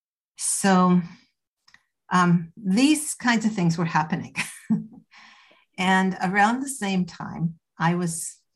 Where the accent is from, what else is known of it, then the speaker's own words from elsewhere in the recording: Canada; moved away as an adult; also born or lived in Toronto; now in United Kingdom; I'm Canadian. I live in the UK now, but I was in Toronto at that point.